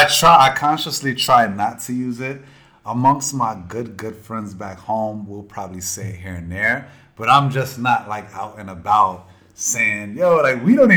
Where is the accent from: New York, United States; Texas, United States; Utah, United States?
New York, United States; New York City; now in Abu Dhabi, United Arab Emirates; I'm from New York City.